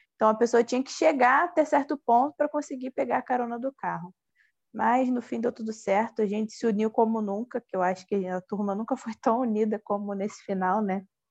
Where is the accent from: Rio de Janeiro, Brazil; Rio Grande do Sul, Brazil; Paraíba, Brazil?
Rio de Janeiro, Brazil; Nilópolis; eu sou de Nilópolis, né, da Baixada Fluminense